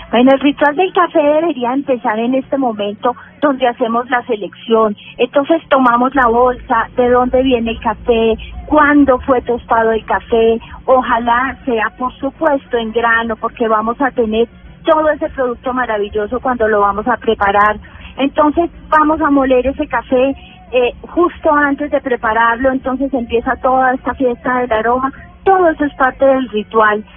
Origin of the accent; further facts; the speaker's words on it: Manizales, Caldas, Colombia; mi tierra natal, en Manizales